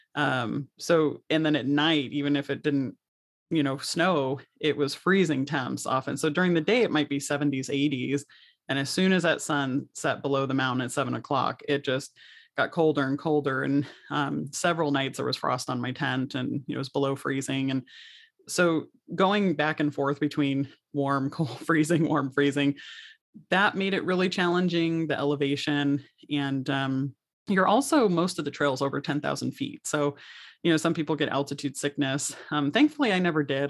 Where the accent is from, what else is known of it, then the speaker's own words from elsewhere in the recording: St. Louis, Missouri, United States; moved away as an adult; also born or lived in Colorado / Los Angeles / Long Beach; I grew up mostly in Saint Louis, uh, junior high years were in Colorado